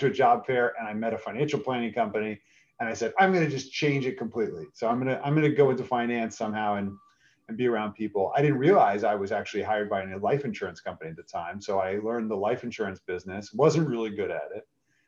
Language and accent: English; New York City, New York, United States; now in Philadelphia, United States; I'm originally from New York City, moved to Philadelphia with my mom, single mom who brought us here, and stayed in Philadelphia after graduation.